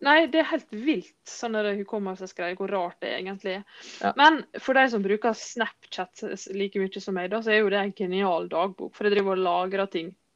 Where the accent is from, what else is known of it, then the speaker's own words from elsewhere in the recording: Sunnmøre, Møre og Romsdal, Norway; Vi kommer fra Sunnmøre